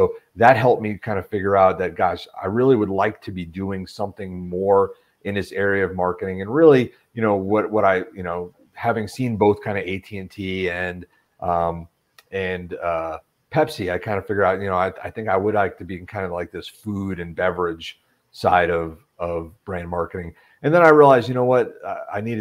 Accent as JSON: {"language": "English", "area": "Western Long Island", "region": "New York", "country": "United States", "tie": "born or raised there", "also_born_or_lived": "Brooklyn, New York", "moved": "as an adult", "said": "I grew up in New York, from Brooklyn originally, but grew up in kind of Western Long Island, right next to Queens."}